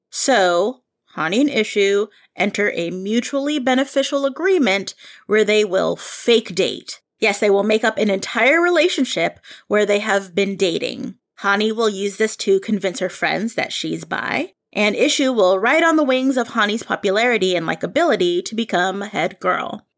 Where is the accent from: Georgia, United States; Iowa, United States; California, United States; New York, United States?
California, United States; Bay Area; I grew up here in the Bay Area